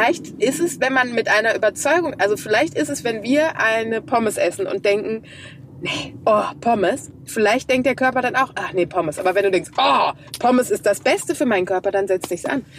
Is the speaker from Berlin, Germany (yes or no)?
no; Krefeld, North Rhine-Westphalia, Germany; Bei uns in Krefeld